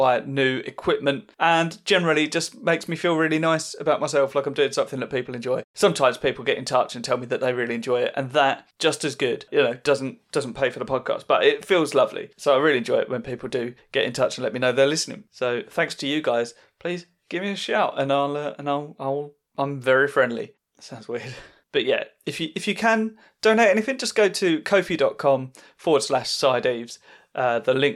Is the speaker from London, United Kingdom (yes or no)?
no; Southend-on-Sea, East of England, United Kingdom; I'm at the Alex next Sunday in Southend, which is my hometown gig.